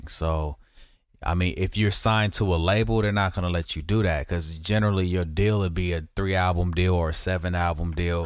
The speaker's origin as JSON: {"language": "English", "region": "West Coast", "country": "United States", "said": "I'm from the West Coast"}